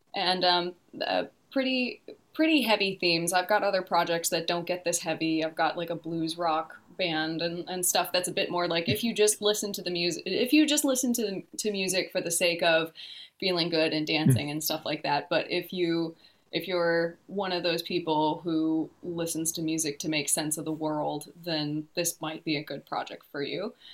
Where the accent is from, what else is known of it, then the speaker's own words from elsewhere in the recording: Detroit, Michigan, United States; moved away as an adult; now in New Zealand; I'm originally from the Detroit area